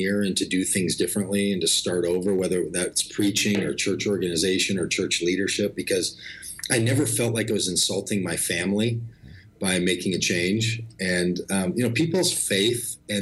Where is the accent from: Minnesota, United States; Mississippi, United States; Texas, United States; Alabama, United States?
Minnesota, United States; Golden Valley; I grew up in Minnesota.